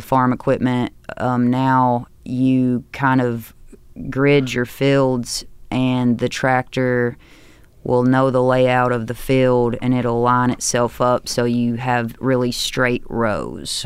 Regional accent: Hickman, Kentucky, United States; born or raised there; also born or lived in Union City, Tennessee / Murray, Kentucky

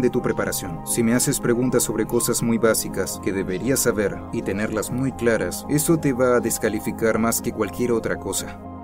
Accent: Pittsburgh, Pennsylvania, United States; Crecí en Pittsburgh

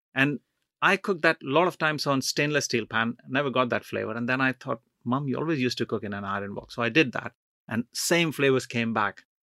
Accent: Jamshedpur, Jharkhand, India; moved away as an adult; also born or lived in Punjab / Chennai / Delhi; now in United Kingdom; my family comes from Punjab, North India, and I grew up in East India in Jamshedpur

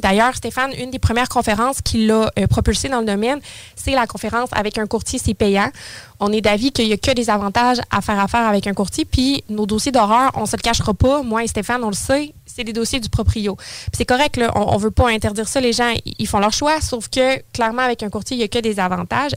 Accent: Saint-Apollinaire, Quebec, Canada; born or raised there; now in Lévis, Canada

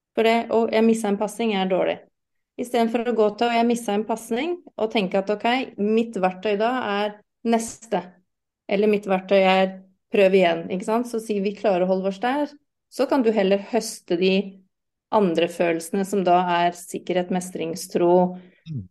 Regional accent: United Kingdom; first language English; Norwegian is a second language; now in Norway; jeg er uh, britisk, så jeg har jo engelsk som morsmål

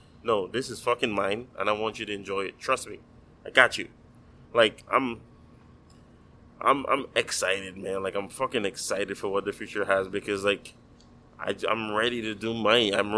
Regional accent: U.S. Virgin Islands; now in Miami, United States; Like, I came from the Virgin Islands, but for me now, this is home.

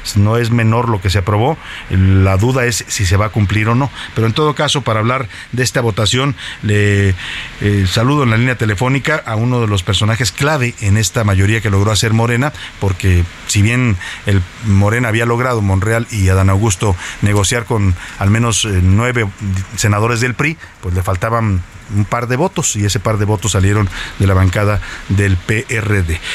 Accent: Mexico; somos los mexicanos

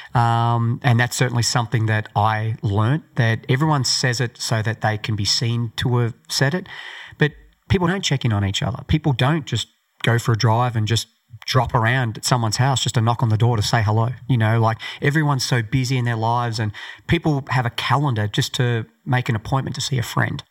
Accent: Australia; born or raised there

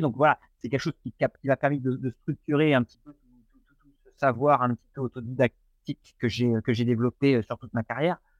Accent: Normandy, France; now in Nantes, France; je suis originaire de Normandie

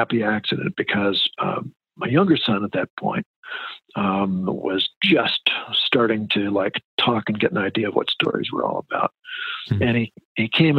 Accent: Osakis, Minnesota, United States; I grew up in West Central Minnesota near Alexandria, a little town called Osakis

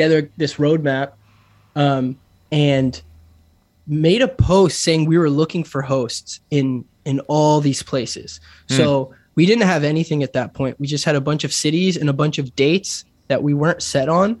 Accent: France; also born or lived in San Francisco, California; now in Los Angeles, United States; I was born in France

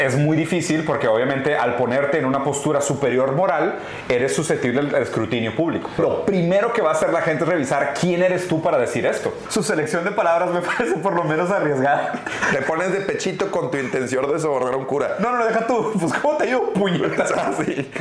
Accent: Monterrey, Nuevo León, Mexico; como regios mochos, pues hacemos aquí

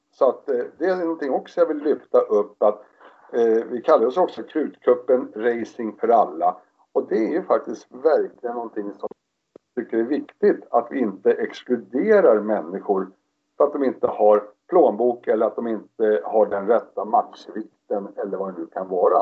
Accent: Stockholm, Stockholm County, Sweden; moved away as an adult; jag är ju uppväxt utanför Stockholm i ett villaområde i Spånga

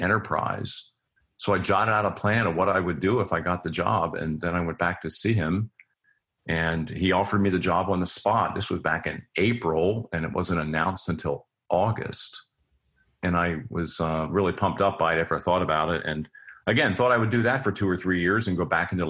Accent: near Philadelphia, Pennsylvania, United States; moved away as an adult; also born or lived in Cincinnati, Ohio; I grew up near Philadelphia

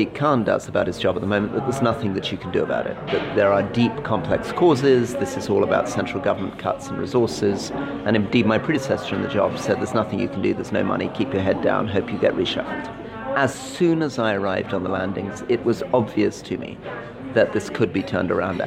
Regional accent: London, United Kingdom; also born or lived in North of England; I still live in the same house that I lived in as a baby. I walk here in London.

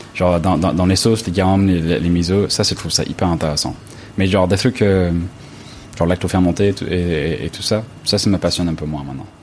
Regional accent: Los Angeles, California, United States; French is a second language; now in France; je viens de Los Angeles

